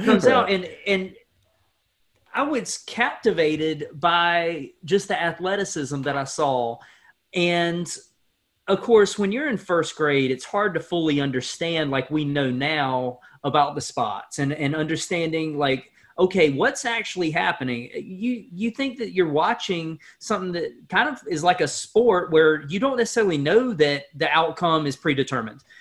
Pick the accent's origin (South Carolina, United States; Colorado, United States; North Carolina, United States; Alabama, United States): North Carolina, United States; Stokes County; growing up in Stokes County